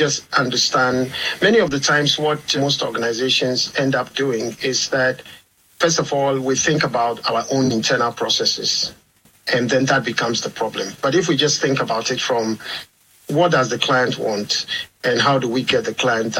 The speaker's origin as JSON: {"language": "English", "region": "southeastern Ghana", "country": "Ghana", "moved": "as an adult", "lives_now": "Jersey", "said": "I'm Ghanaian. I come from Ghana, from the southeastern side of Ghana"}